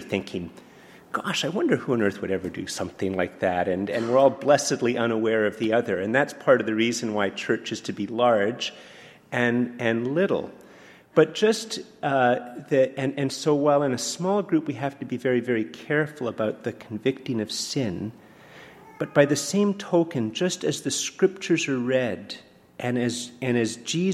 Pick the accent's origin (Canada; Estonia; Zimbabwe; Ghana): Canada; I'm very Canadian